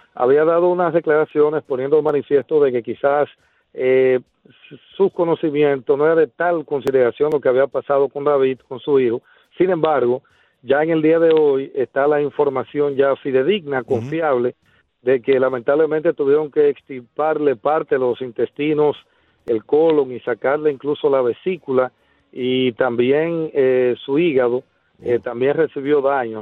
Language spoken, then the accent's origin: Spanish; Bánica, Elías Piña, Dominican Republic; Bánica para edificar es mi pueblo donde vengo